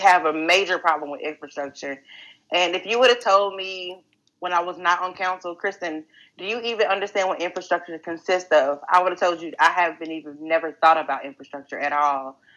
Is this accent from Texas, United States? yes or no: yes; Greenville, Texas, United States; I'm a native of Greenville, Texas. So growing up in Greenville